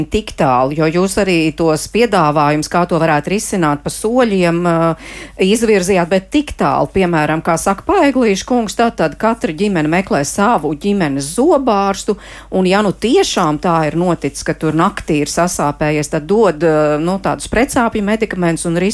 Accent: Jēkabpils, Jēkabpils Municipality, Latvia; Esmu no Jēkabils un tuvākais zobārsts akūtā gadījumā ir tikai ogrē.

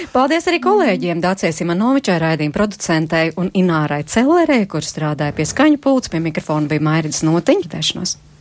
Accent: Latvia; now in Belgium; Mēs esam no tādas mazas valsts, eh, kuru nezina

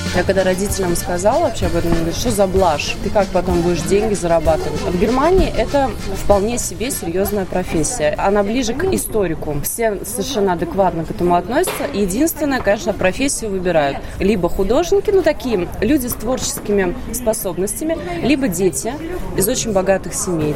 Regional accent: Riga, Latvia; moved away as an adult; also born or lived in Germany; now in Vienna, Austria; Я же из Латвии

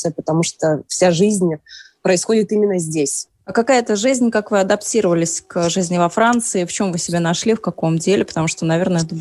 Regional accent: Arkhangelsk, Arkhangelsk Oblast, Russia; now in Paris, France; Родом я из Архангельска. В Париже живу с 2012 года.

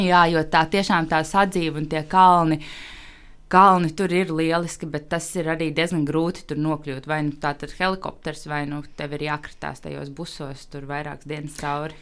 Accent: Latvia; es esmu dzimusi jau brīvā Latvijā

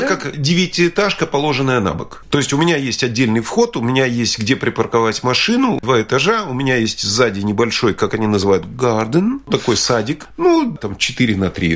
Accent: Latvia; moved away as an adult; now in London, United Kingdom; я горд был тем, что я родился в Латвии, и мне Латвия всегда нравилась. И да, мне нравится эта страна, это моя родина

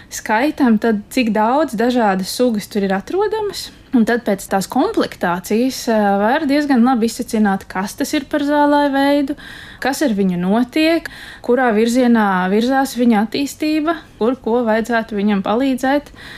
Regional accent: Dundaga, Talsi Municipality, Latvia; es esmu no Ziemeļkurzemes galā.

